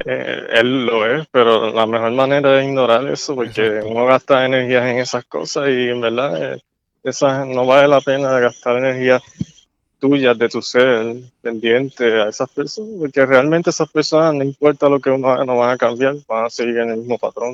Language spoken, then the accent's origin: Spanish; Puerto Rico; yo también soy puertorriqueño